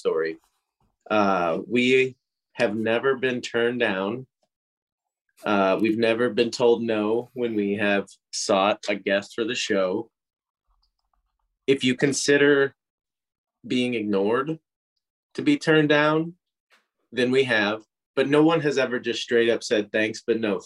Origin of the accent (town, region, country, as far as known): St. Louis, Missouri, United States